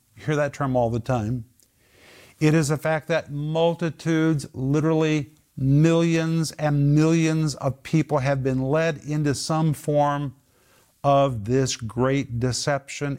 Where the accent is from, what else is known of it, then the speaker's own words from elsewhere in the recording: Sand Springs, Oklahoma, United States; I grew up in Sand Springs